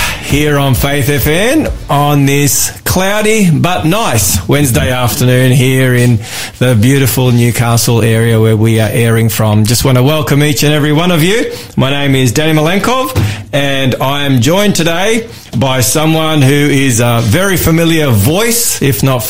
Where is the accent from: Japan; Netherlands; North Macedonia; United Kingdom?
North Macedonia; now in Australia; I'm from Macedonia